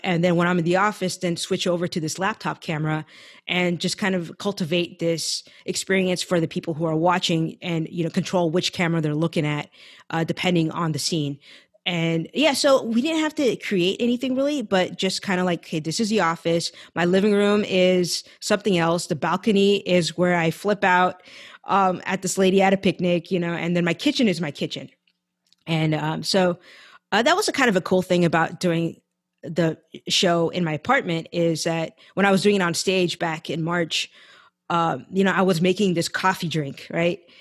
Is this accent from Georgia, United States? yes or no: no; San Francisco Bay Area, California, United States; moved away as an adult; now in Los Angeles, United States; I grew up in the Bay Area, I was born and raised there